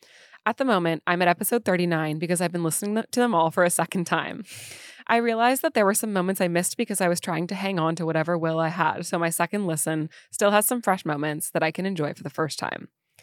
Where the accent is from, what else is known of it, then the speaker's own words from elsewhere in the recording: Quebec, Canada; I'm from Quebec